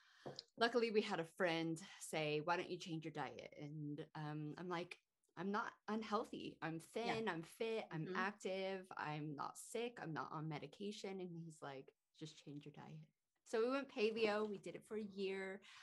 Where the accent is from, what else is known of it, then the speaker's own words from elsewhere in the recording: California, United States; moved away; And I kind of feel lucky because I'm originally from California.